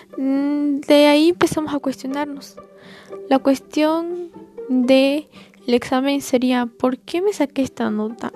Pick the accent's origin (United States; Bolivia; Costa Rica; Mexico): Bolivia; tengo 15 años y soy de Bolivia